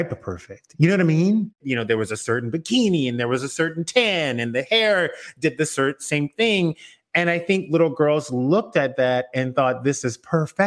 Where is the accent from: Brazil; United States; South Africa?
United States; South Louisiana; now in Los Angeles, United States; I grew up in South Louisiana in a very Catholic family.